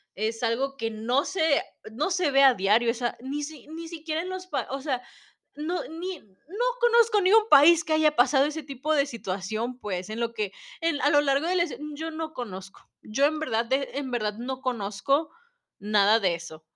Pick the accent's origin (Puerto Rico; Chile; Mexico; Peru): Mexico; como mexicanos